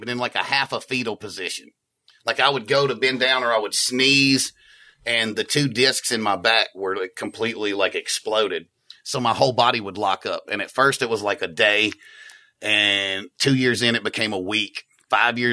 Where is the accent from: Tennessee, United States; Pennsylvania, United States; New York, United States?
Tennessee, United States; Memphis; I grew up in Memphis